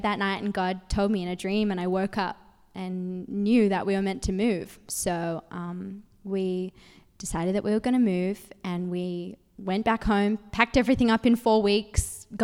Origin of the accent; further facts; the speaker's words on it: Sydney, New South Wales, Australia; moved away as an adult; now in United States; I'm from Sydney, Australia, and I met my husband. He was studying in Sydney